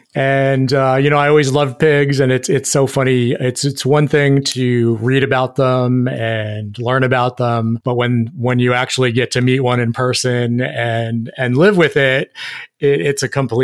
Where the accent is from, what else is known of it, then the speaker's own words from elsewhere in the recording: New York City, New York, United States; moved away; also born or lived in Fort Myers; We were living in the city of Fort Myers. I'm actually from New York City, so talk about a big switch.